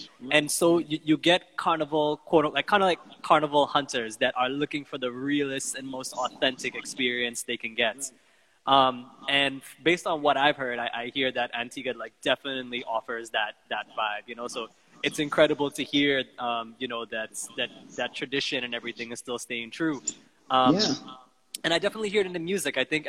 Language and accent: English; Guyana; this took me to a place where I remember growing up in Guyana, you know, in the bottom house, and this is the kind of music that we would listen to.